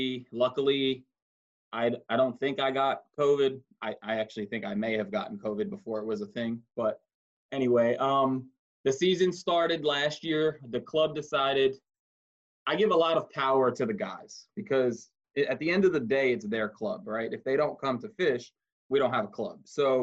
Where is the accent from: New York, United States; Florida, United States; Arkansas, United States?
New York, United States; New York City; moved away as an adult; I'm from New York City, so there was no, I had never been in a kayak. I grew up fishing in the ocean for bluefish and flounder and what we called fluke back home, us Yankees